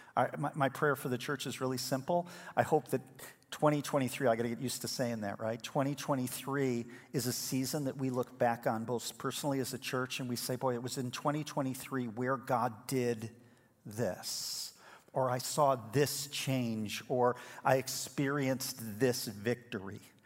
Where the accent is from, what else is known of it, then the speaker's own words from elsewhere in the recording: Elmhurst, Illinois, United States; We were born in the same hospital in Elmhurst, Illinois